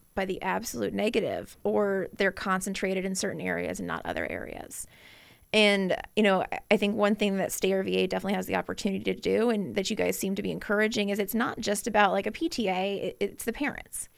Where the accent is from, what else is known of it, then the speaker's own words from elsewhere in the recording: Chesterfield County, Virginia, United States; I grew up in Chesterfield County